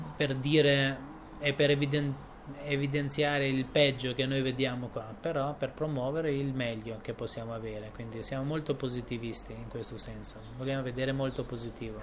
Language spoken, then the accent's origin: Italian; Tirana, Tirana County, Albania; io sono cresciuto qua a Tirana